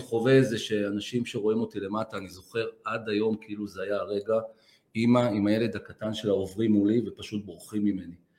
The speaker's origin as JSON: {"language": "Hebrew", "town": "Petah Tikva", "region": "Central District", "country": "Israel", "tie": "born or raised there", "said": "גדלתי בבית שכל היום דיבר על ערכים ונתינה ועל חוסן ועל חוזק, אף פעם לא דיברו איתי על ציונים. ואני חושב שהשילוב, הערכים, החוסן שקיבלתי באותו בית ישן בפתח תקווה"}